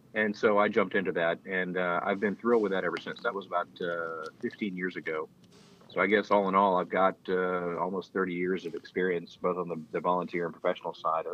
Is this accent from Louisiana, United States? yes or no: yes; Louisiana, United States; now in Oxford, United States; I'm from Louisiana, and we always called it Lafayette, and then up here it's Lafayette.